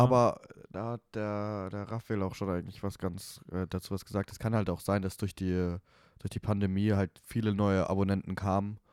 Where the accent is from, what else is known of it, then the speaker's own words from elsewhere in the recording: Munich, Bavaria, Germany; moved away as an adult; now in Vienna, Austria; ich komme aus München